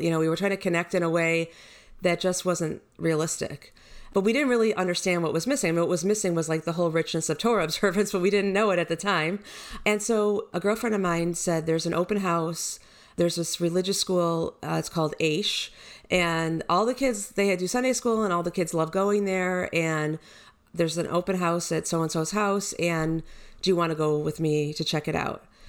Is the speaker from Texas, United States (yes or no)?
no; Detroit, Michigan, United States; moved away as an adult; also born or lived in Miami / Houston; I was born in Detroit. I grew up there, went to high school and graduated